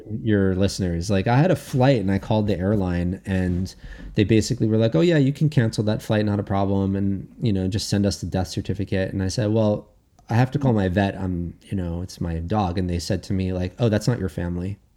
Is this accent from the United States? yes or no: yes; United States; I'm American, not Canadian